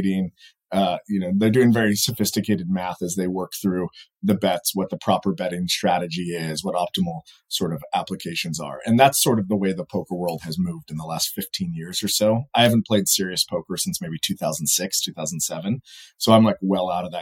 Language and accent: English; Fresno, California, United States; growing up in Fresno, California, right in the middle of the state